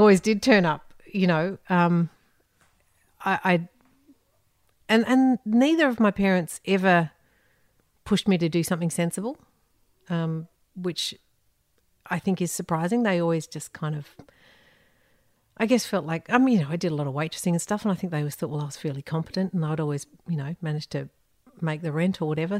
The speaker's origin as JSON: {"language": "English", "town": "Sydney", "region": "New South Wales", "country": "Australia", "tie": "born or raised there", "also_born_or_lived": "United Kingdom", "moved": "as an adult", "said": "in Sydney. in northern beaches in Sydney"}